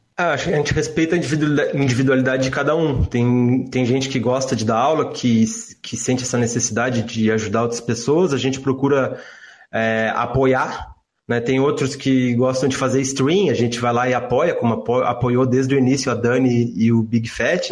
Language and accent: Portuguese; Rio Grande do Sul, Brazil; eu nasci no Rio Grande do Sul